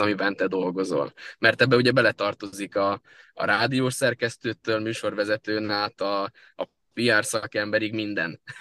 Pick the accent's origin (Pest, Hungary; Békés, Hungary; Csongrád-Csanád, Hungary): Pest, Hungary; Solymár; also born or lived in Budapest; Én Budapesten születtem, Solymáron élek születésem óta